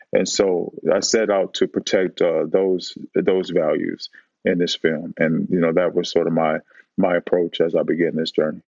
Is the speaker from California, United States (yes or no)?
yes; Oakland, California, United States; I grew up in Oakland